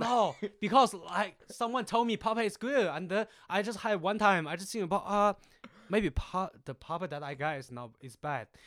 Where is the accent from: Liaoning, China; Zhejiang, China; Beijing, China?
Liaoning, China; Jinzhou; English is a second language; moved away as an adult; now in Searcy, United States; So I'm actually from the China, the north, th-, northeast of part is called Jinzhou.